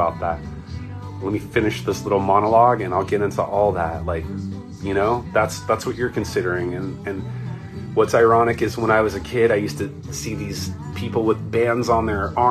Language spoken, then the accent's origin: English; Orange County, California, United States; I was born in Orange County